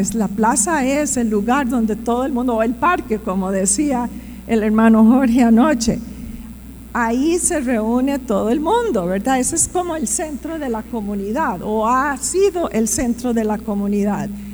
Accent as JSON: {"language": "Spanish", "country": "Costa Rica", "tie": "born or raised there", "also_born_or_lived": "Strasbourg, France", "moved": "as an adult", "said": "me crié aquí en Costa Rica"}